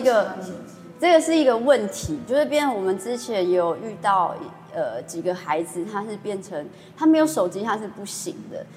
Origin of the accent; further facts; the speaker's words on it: Chiayi County, Taiwan; 我其实也是在乡下长大的，欸，就是有在嘉义的